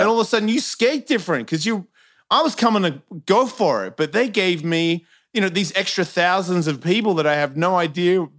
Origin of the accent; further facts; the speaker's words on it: Sandringham, Victoria, Australia; I'm from Sandringham